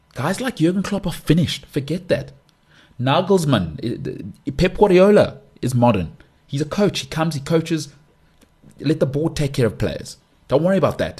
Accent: South Africa; I'm South African. I live in South Africa

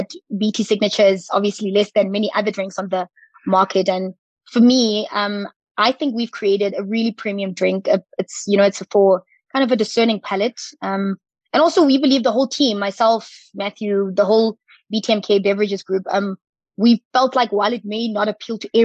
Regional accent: Potchefstroom, North West, South Africa; up the road from where I grew up in Potchefstroom

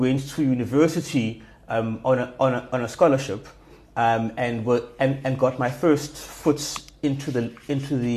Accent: Johannesburg, Gauteng, South Africa; moved away as an adult; also born or lived in Durban, South Africa; now in Cape Town, South Africa; Grew up mostly in Joburg, and have now been living in Cape Town for almost 8 years

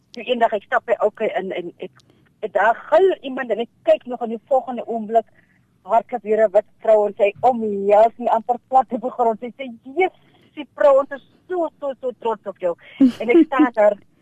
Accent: Namaqualand, Northern Cape, South Africa; ek is gebore in Makwaland

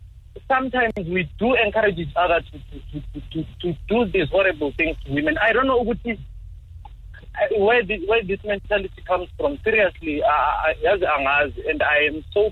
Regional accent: South Africa; as South African men

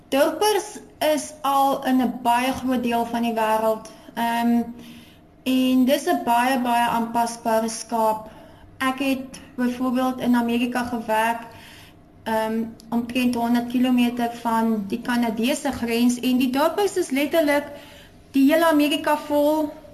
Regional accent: Porterville, Western Cape, South Africa; moved away as an adult; now in Free State, South Africa; ek is gebore in Portewal in die Swartland en ek het um, op 'n plaas groot geword.

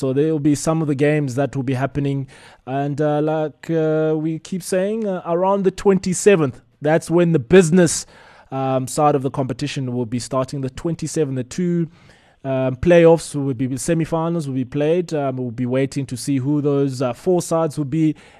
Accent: South Africa; as a South African

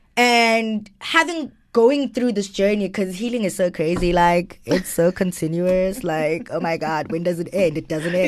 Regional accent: Johannesburg, Gauteng, South Africa; also born or lived in Greytown, KwaZulu-Natal; I grew up in Joburg though

